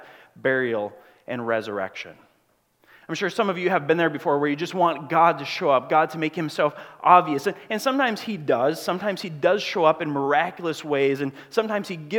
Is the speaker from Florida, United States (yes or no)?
no; Grand Marais, Minnesota, United States; moved away as an adult; I'm from Grand Marais, Minnesota